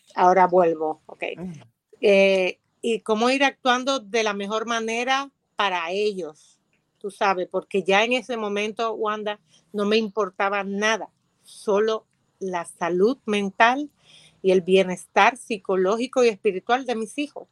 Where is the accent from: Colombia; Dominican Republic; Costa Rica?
Dominican Republic; soy dominicana